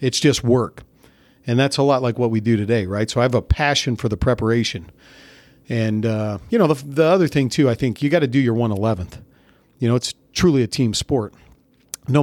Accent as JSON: {"language": "English", "region": "California", "country": "United States", "tie": "born or raised there", "said": "So the guys in the neighborhood that I grew up in Central California, they played tackle football without pads."}